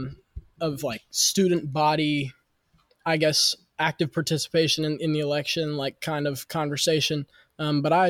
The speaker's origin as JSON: {"language": "English", "town": "Charleston", "region": "West Virginia", "country": "United States", "tie": "born or raised there", "said": "I'm from Charleston, West Virginia, born and raised."}